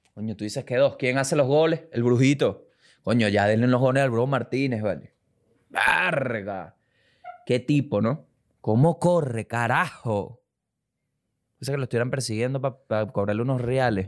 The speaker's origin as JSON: {"language": "Spanish", "country": "Venezuela", "moved": "yes", "said": "yo soy venezolano"}